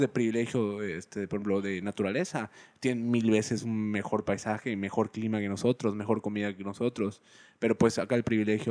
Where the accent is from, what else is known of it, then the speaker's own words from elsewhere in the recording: Yucatán, Mexico; Yo soy yucateco